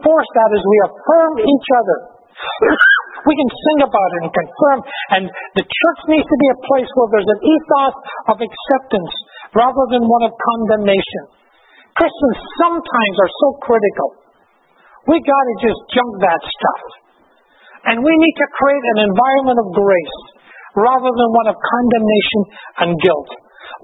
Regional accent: Glasgow, Scotland, United Kingdom; moved away; also born or lived in Victoria; When I was a small boy growing up in Glasgow, I grew up in these huge, dirty, smoky tenements

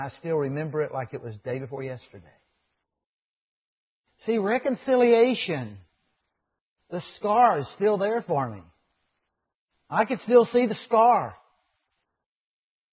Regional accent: United States; growing up in America

